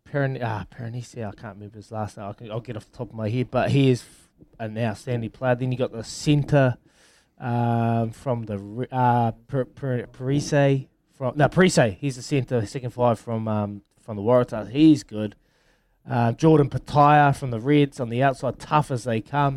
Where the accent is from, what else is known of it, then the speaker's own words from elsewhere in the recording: New Zealand; I'm from New Zealand